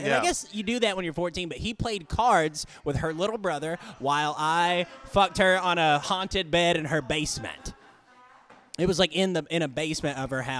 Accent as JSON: {"language": "English", "area": "Lawrence County", "region": "Alabama", "country": "United States", "moved": "yes", "said": "So originally, I'm from God. Like out in a county. I'm yeah. from Lawrence County, Alabama."}